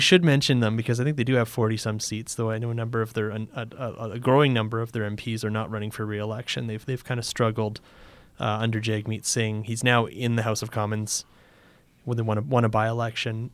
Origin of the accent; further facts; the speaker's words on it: Canada; as a Canadian